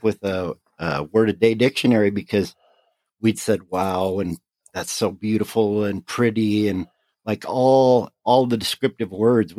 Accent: United States; I'm an American

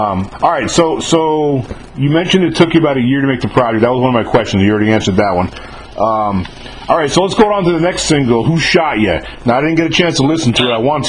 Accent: New York City, New York, United States; because I'm from New York. I was born and raised in New York

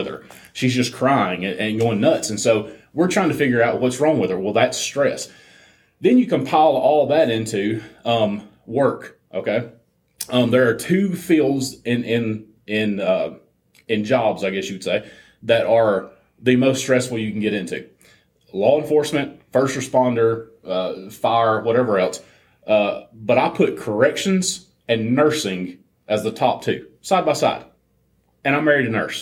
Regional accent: Alabama, United States; we're from Alabama

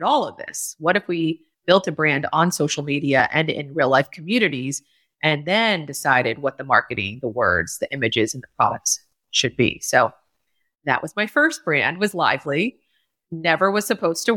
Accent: New Smithville, Pennsylvania, United States; it all started in rural Pennsylvania, to be honest. I was born and raised in New Smithville

